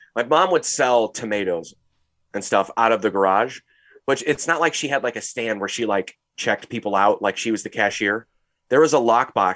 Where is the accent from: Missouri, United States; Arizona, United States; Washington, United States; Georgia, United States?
Missouri, United States; St. Louis; we're from Saint Louis, Missouri